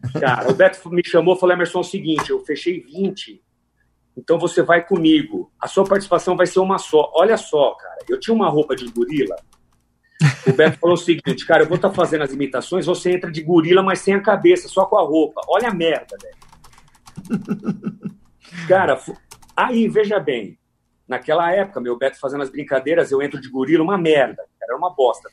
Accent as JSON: {"language": "Portuguese", "region": "São Paulo", "country": "Brazil", "tie": "born or raised there", "also_born_or_lived": "Araraquara, São Paulo", "said": "eu sou natural de São Paulo, é, nasci em São Paulo e ainda muito novo eu mudei para Araraquara"}